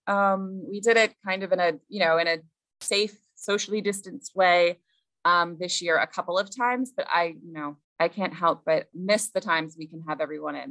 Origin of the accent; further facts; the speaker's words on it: Central Ohio, United States; moved away as an adult; now in Mamaroneck, United States; grew up in Central Ohio